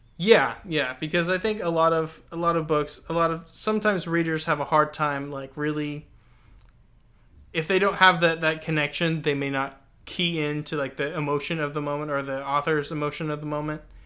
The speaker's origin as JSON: {"language": "English", "region": "Texas", "country": "United States", "said": "my own Texan-ness"}